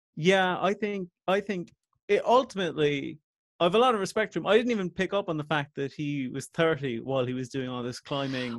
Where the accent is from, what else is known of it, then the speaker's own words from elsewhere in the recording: Coachford, Munster, Ireland; also born or lived in Ballincollig; I'm from Coachford originally